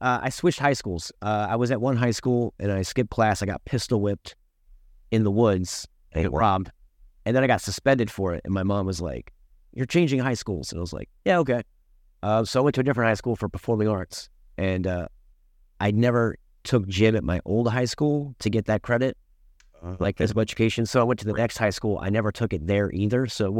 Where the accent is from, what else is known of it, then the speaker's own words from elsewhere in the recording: Maryland, United States; I'm originally from Prince George's County, Maryland, PG County, just outside University of Maryland is where I grew up.